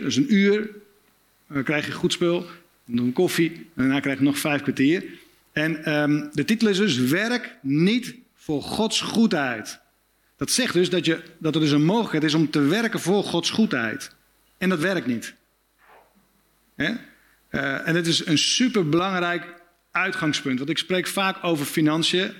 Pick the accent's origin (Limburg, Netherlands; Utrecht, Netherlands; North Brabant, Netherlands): Utrecht, Netherlands; Spakenburg; Ik kom uit Spakenburg, klein plaatsje, vissersdorp. 20.000 inwoners, heel veel kerken.